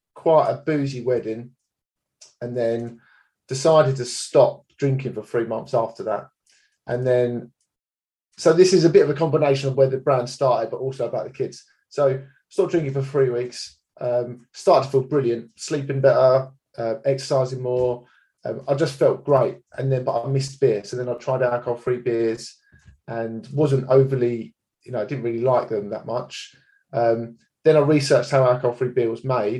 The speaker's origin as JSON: {"language": "English", "town": "Enfield", "region": "London", "country": "United Kingdom", "tie": "born or raised there", "moved": "as an adult", "lives_now": "Hertford, United Kingdom", "said": "I live in Hartford, just north of London. I grew up in Enfield"}